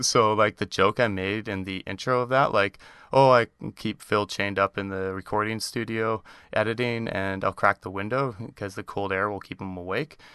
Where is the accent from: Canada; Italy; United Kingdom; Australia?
Canada; accent: Canadian; you often give me a hard time about the Canadian accent